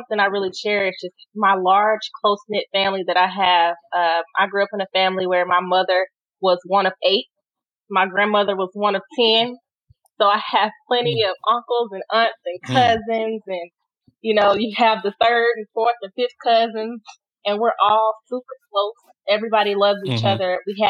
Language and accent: English; the South, United States; And then something that I cherish about being growing up in the South, I'm a part of a huge close-knit family